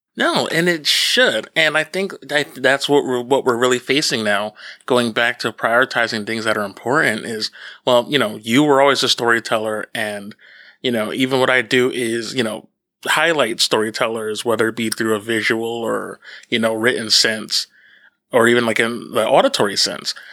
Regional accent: Northeastern New Jersey, United States; now in Long Island, United States; where I grew up in New Jersey

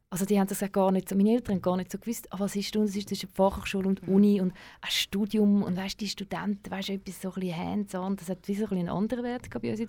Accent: Vienna, Austria; als Wiener gecheckt, ja, schau, wenn du PH fertig machst

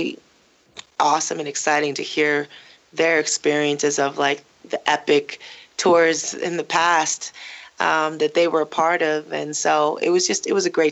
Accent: Los Angeles, California, United States; I was born in North Hollywood, and I grew up in the center of North Hollywood and the Valley and all of L.A.

